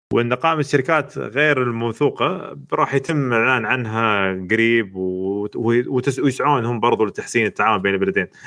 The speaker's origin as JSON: {"language": "Arabic", "region": "Eastern Province", "country": "Saudi Arabia", "said": "عندنا في الشرقية"}